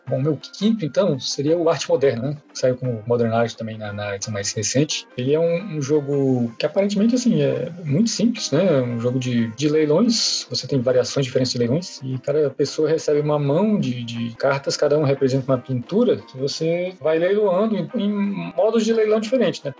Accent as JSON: {"language": "Portuguese", "region": "Minas Gerais", "country": "Brazil", "said": "Eu sou de Minas Gerais"}